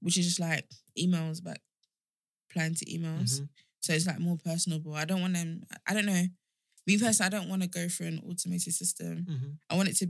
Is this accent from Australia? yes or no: no; Nigeria; I'm Nigerian